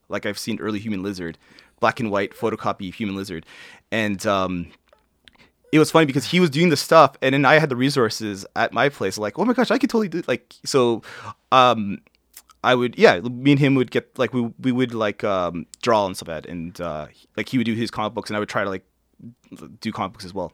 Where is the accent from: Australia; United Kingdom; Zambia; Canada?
Canada; Toronto, Ontario; I was born, um, uh, Toronto, uh, Women's College, if they wanna get that specific. Um, yeah, and I, I grew up, I, I grew up, uh, i, like, within the, um, I would say the old, the Runnymede